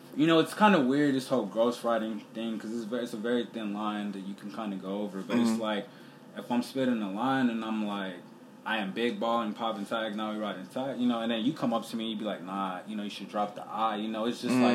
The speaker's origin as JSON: {"language": "English", "country": "Sierra Leone", "said": "So, I'm from Sierra Leone."}